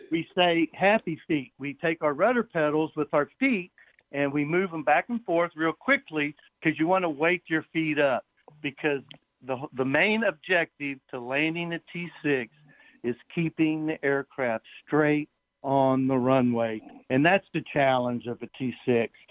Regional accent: Nashville, Tennessee, United States; moved away as an adult; also born or lived in California; I grew up in Nashville, Tennessee

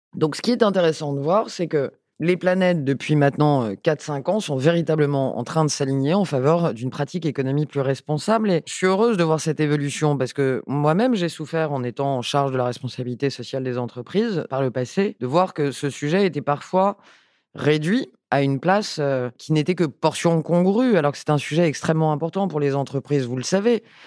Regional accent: Paris, Île-de-France, France; also born or lived in Basque Country; une femme qui vient de Paris, je suis née à Paris, j'ai été élue euh, à Paris

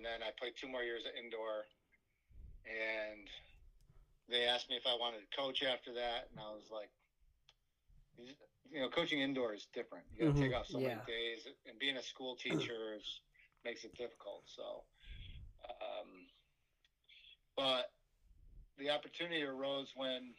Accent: Fairport, New York, United States; my hometown of Fairport

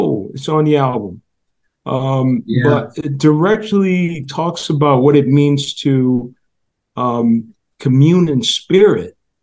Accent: United States; I'm African-American and I'm from America

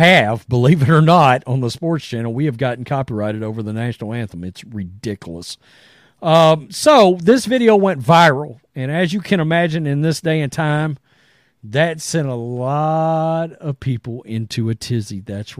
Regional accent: Canada; As a Canadian, this is kind of insane.

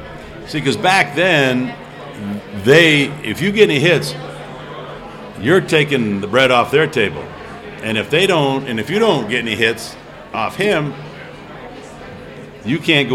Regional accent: New Hampshire, United States; You know, growing up in New Hampshire, a Triple Crown winner and all

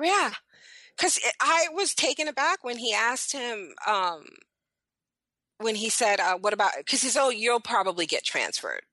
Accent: New York City, New York, United States; I was born in Brooklyn.

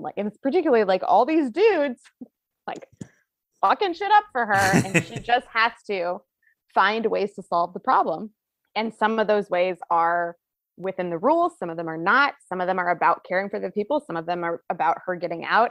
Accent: Bonner, Montana, United States; I'm from Bonner, which is outside of Missoula.

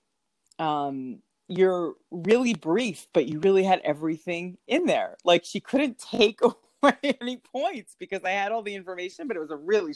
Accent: New York, United States; moved away as an adult; also born or lived in Florida; I'm from New York originally

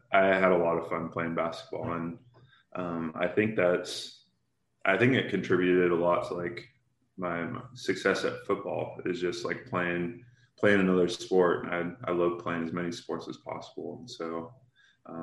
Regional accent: Tumwater, Washington, United States; I was born and raised in Tumwater

